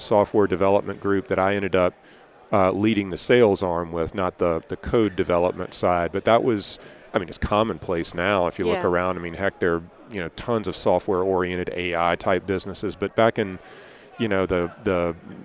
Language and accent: English; Columbia, South Carolina, United States; I grew up in Columbia, South Carolina